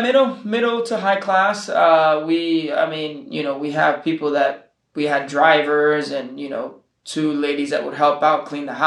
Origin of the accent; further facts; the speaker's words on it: California, United States; born there; also born or lived in Nicaragua; So my family's from Nicaragua, and I was born in California, and I have both cultures. I was, lived in Nicaragua and lived here